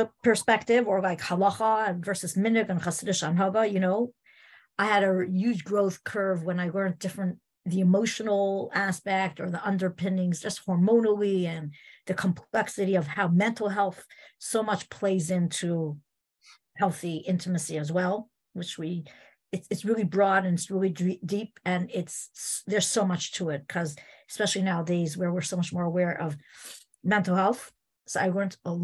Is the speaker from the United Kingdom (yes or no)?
no; Montreal, Quebec, Canada; I grew up in Montreal